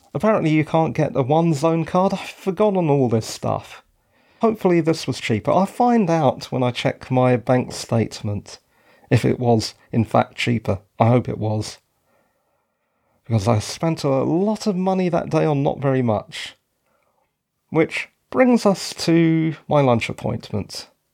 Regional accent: London, United Kingdom; moved away; I'm actually from London.

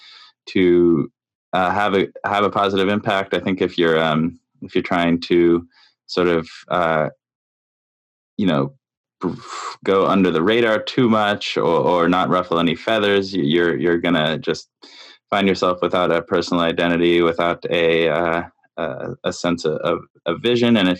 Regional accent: Canada; now in New York, United States; I live in New York, and I'm from Canada originally.

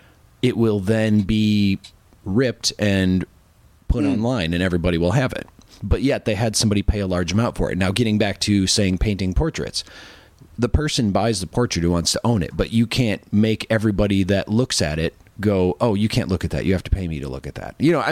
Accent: Ireland; Well, I am Irish, so.

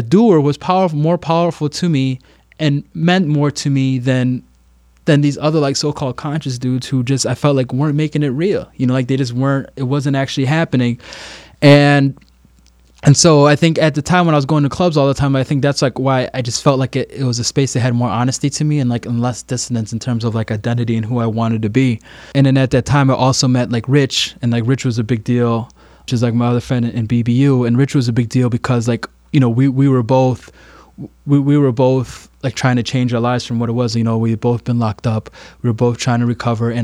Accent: Chicago, Illinois, United States; we are from Chicago. You know, we're born and raised from Chicago

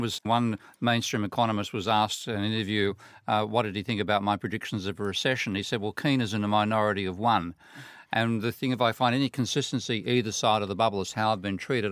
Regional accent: Sydney, New South Wales, Australia; I'm from Australia, from Sydney

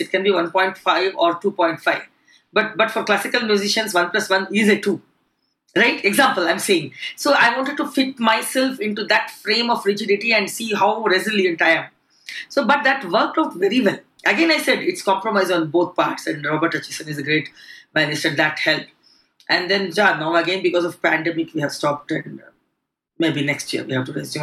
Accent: Bangalore, Karnataka, India; moved away as an adult; now in United Kingdom; I come from Karnataka, Bangalore

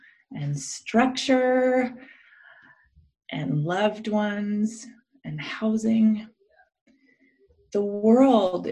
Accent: Minnesota, United States; I grew up in Minnesota in a predominantly white evangelical church context

